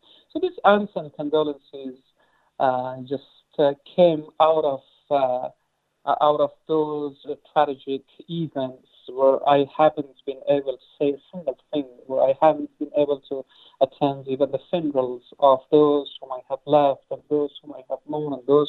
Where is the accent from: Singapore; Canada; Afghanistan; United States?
Afghanistan; English is a second language; moved away; they are very close to Dahmata, where I was born.